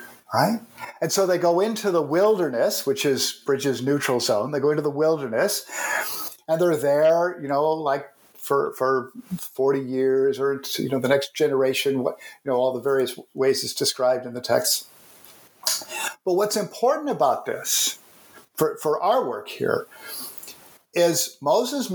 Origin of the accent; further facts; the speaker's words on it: Canada; I'm a Canadian